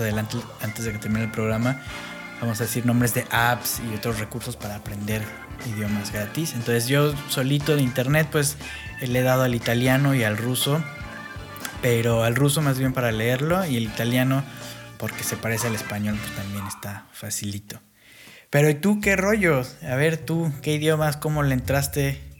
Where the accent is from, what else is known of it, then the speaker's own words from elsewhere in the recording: Mexico City, Mexico; accent: chilango; first language English/Spanish; Eh, acento, chilango.